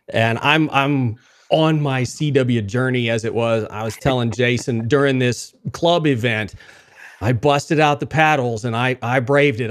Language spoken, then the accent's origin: English; Wichita Falls, Texas, United States; I grew up in Wichita Falls